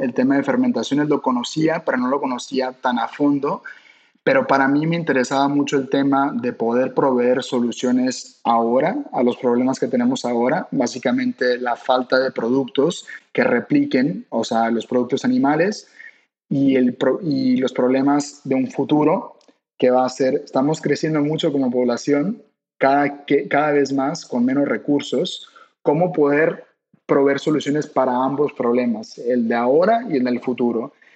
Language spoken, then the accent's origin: Spanish; Mexico; como buenos mexicanos